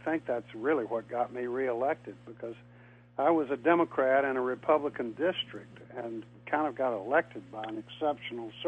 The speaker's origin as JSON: {"language": "English", "area": "Tidewater", "region": "Virginia", "country": "United States", "tie": "born or raised there", "also_born_or_lived": "North Carolina", "said": "I grew up in Tidewater, Virginia"}